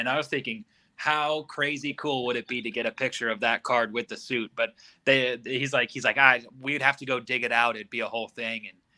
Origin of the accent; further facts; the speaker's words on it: Sonoma, California, United States; I told him I was from Sonoma.